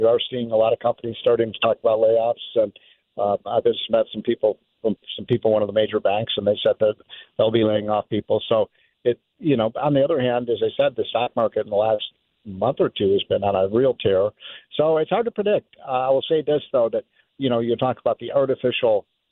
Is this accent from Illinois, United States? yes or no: yes; Chicago, Illinois, United States; I'm from Chicago